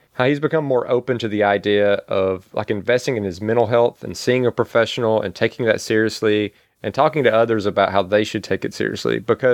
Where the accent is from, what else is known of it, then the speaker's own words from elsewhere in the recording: Mississippi, United States; growing up in Mississippi in a small town.